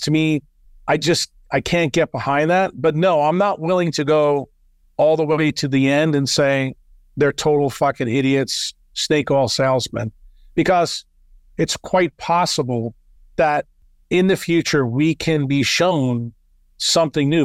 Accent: United States; moved away as an adult; now in El Salvador

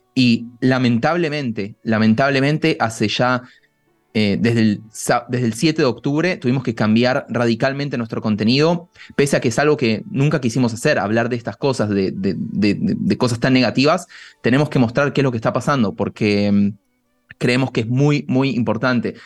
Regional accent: Buenos Aires, Argentina; moved away as an adult; now in Israel; nací en Argentina, eh, prácticamente toda mi vida la viví en Buenos Aires. Hace siete años vine a vivir a Israel

